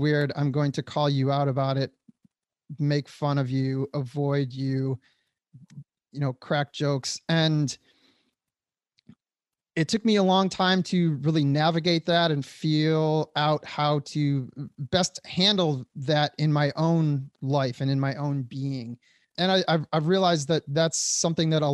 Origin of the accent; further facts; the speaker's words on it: Detroit, Michigan, United States; moved away as an adult; also born or lived in Hollywood; I grew up in the Metro Detroit area